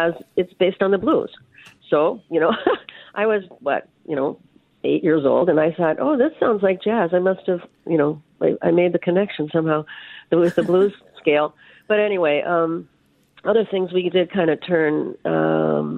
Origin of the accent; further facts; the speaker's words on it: Hibbing, Minnesota, United States; I was born in Hibbing